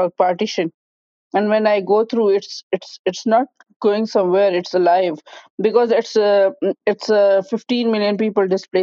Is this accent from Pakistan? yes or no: yes; Pakistan; moved away as an adult; now in Kinsale, Ireland; I feel like Irish-Pakistani, Pakistani-Irish.